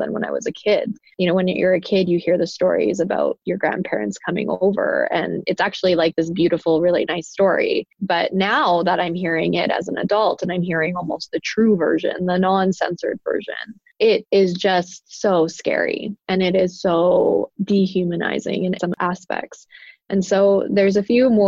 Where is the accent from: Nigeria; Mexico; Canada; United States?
Canada; on my father's side, I'm a first generation Canadian. They immigrated from Italy